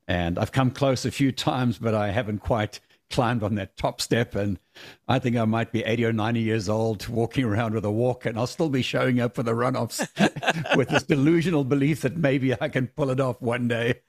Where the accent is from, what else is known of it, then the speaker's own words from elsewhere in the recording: South Africa; moved away as an adult; I grew up in South Africa